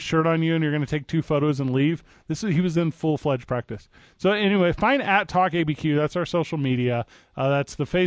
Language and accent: English; St. Louis, Missouri, United States; now in Albuquerque, United States; I'm from St. Louis, Missouri.